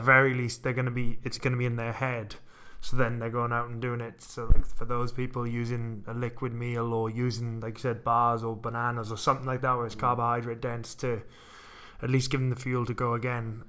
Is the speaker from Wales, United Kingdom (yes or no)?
yes; Wales, United Kingdom; when I was growing up in Wales